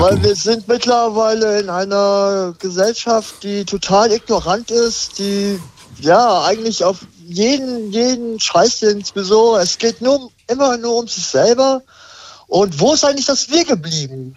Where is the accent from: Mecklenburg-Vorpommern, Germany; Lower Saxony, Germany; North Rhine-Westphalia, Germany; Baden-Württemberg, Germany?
Lower Saxony, Germany; Hanover; ich komme aus Hannover